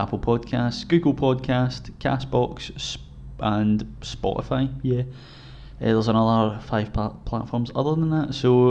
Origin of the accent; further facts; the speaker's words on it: Scotland, United Kingdom; accent: Scottish; obviously we're from Scotland, so our accents are horrendous with voice recognition technology as it goes.